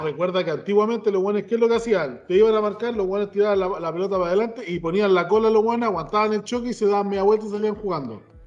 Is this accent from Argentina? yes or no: no; Chile